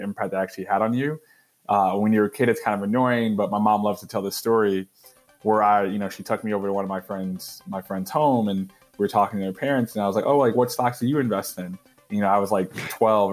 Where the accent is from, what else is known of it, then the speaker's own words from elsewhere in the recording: Detroit, Michigan, United States; I was born in Detroit, where my mom's from.